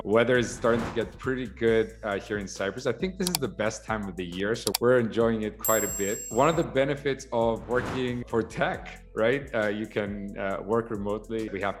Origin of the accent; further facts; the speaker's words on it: Saudi Arabia; I grew up in Saudi Arabia. As a matter of fact, my dad is a civil engineer.